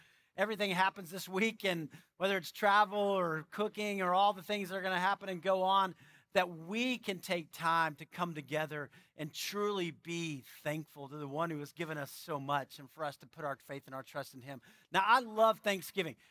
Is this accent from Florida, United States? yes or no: no; San Antonio, Texas, United States; moved away; I grew up in San Antonio